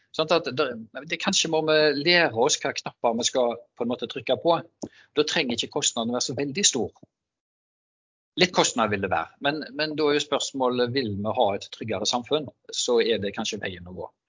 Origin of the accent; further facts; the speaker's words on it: Haugesund, Rogaland, Norway; Jeg er fra Haugesund